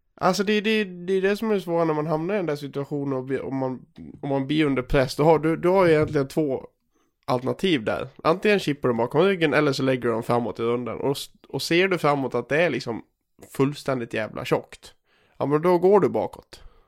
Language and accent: Swedish; Gagnef, Dalarna County, Sweden; moved away; Jag är ju hemma i Gagnef och, och eh, förkovrar mig